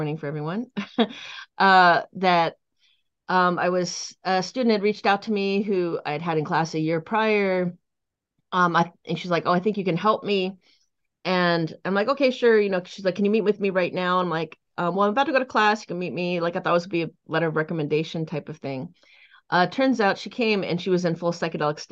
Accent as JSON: {"language": "English", "area": "Silicon Valley", "region": "California", "country": "United States", "tie": "born or raised there", "also_born_or_lived": "Boulder Creek, California", "said": "I grew up in the Silicon Valley. I currently live in Boulder Creek in the Santa Cruz Mountains"}